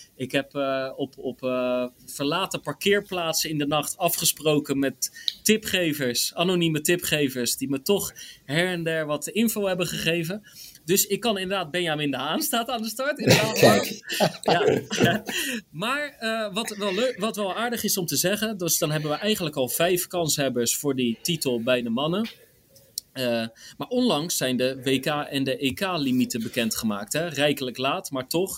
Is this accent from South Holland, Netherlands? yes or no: yes; Rotterdam, South Holland, Netherlands; als Rotterdammer staat gewoon Rotterdam op één